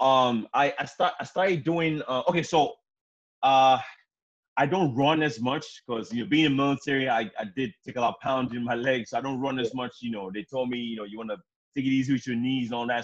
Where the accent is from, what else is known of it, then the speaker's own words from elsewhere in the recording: Nigeria; I'm African. I'm from Nigeria